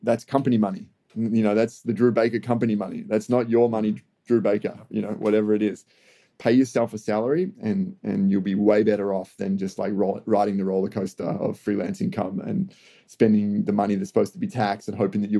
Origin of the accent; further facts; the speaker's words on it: Australia; as an Australian